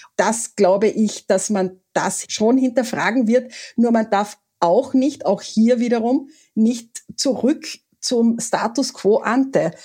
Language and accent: German; Carinthia, Austria; ich bin Kärntnerin